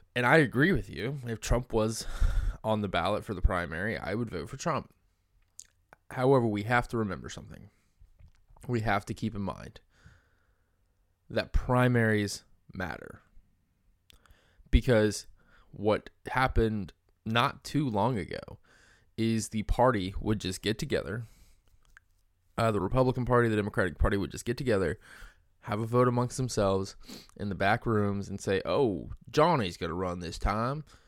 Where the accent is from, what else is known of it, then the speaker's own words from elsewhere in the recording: Georgia, United States; my home state of Georgia